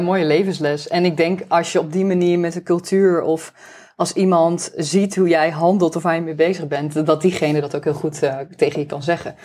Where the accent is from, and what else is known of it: Netherlands